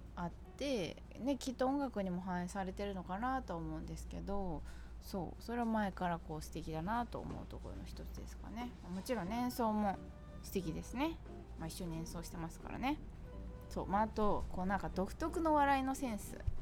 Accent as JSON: {"language": "Japanese", "region": "Chiba", "country": "Japan", "tie": "born or raised there", "moved": "yes", "lives_now": "New York, United States", "said": "私千葉県出身なんで"}